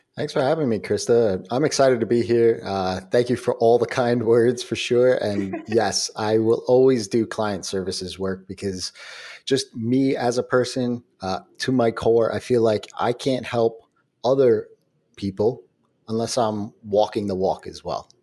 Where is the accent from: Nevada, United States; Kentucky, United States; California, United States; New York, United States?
New York, United States; I'm a New Yorker